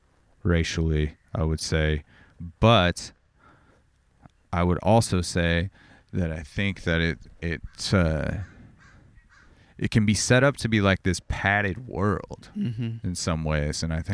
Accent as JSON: {"language": "English", "town": "Corona", "region": "California", "country": "United States", "tie": "born or raised there", "said": "like where I grew up in Corona or whatever, I would say, let's say 80% of the area was was pretty nice"}